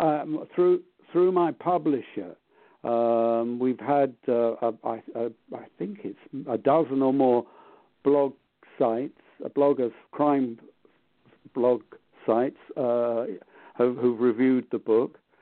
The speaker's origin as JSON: {"language": "English", "region": "London", "country": "United Kingdom", "tie": "born or raised there", "said": "I grew up in London"}